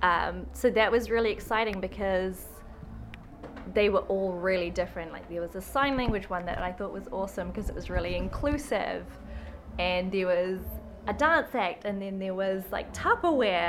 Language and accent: English; Auckland, New Zealand; moved away as an adult; now in Waikino, New Zealand; I'm from Auckland.